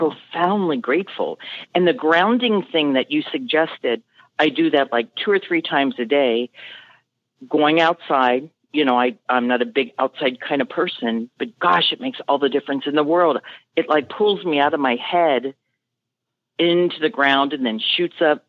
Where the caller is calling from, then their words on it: Mason, Ohio, United States; I'm calling from Mason, Ohio, which is just very north of Cincinnati